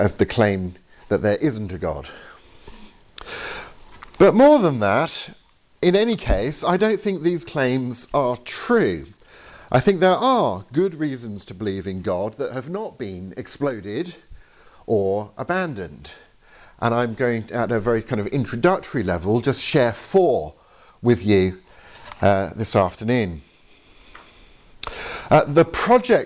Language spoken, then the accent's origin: English; England, United Kingdom; I'm from England